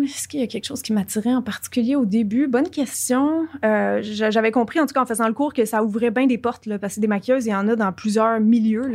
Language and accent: French; Quebec, Canada; accent: Québécois; j'ai un accent québécois